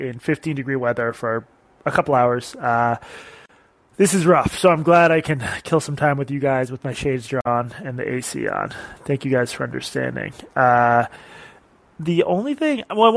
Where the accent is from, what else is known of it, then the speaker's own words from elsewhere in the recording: Boston, Massachusetts, United States; now in Brooklyn, United States; I was born in Boston